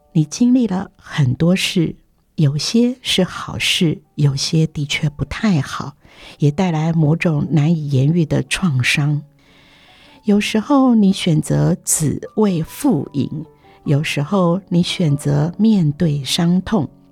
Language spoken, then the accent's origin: Chinese; Meinong, Kaohsiung, Taiwan; moved away; also born or lived in Keelung; 我当了老师，暑假时把几个学习资源的学生从基隆带回美浓戏院家，住上近一个月